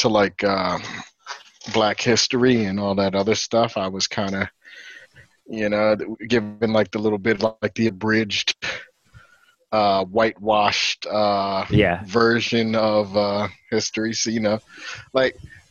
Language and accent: English; Cherry Hill, New Jersey, United States; also born or lived in Camden, New Jersey / Pennsauken, New Jersey; I grew up there